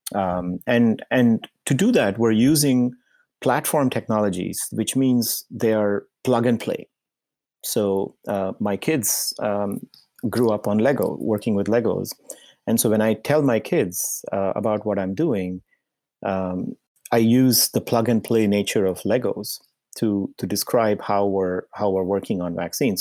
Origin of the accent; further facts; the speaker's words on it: India; moved away as an adult; also born or lived in Indiana, United States / Massachusetts, United States; I was born in India, and I, uh, spent, uh, the first part of my life until my, um, undergraduate degree, uh, in India.